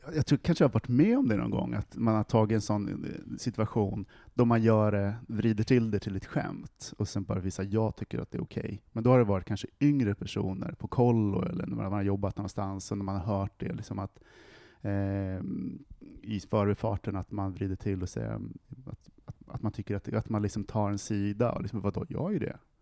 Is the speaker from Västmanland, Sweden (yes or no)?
yes; Västerås, Västmanland, Sweden; I Västerås, där jag kommer ifrån